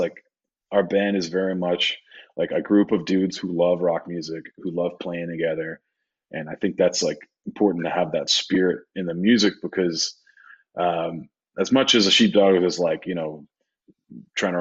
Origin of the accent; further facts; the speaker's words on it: Saskatoon, Saskatchewan, Canada; moved away as an adult; also born or lived in Sydney, Australia / Vancouver; now in Toronto, Canada; Saskatoon is my hometown because it's like all my teens, you know, my 20s. You know, just like that's where I literally grew up